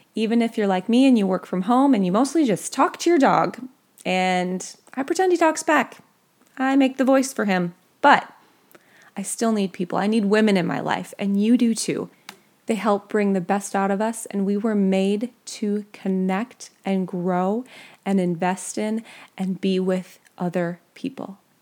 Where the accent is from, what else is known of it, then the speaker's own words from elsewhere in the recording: Minnesota, United States; I grew up in Minnesota